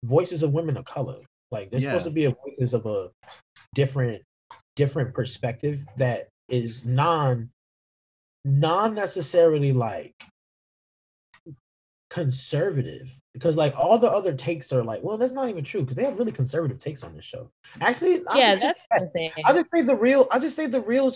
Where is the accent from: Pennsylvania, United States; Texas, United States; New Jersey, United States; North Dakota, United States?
New Jersey, United States; I'm from New Jersey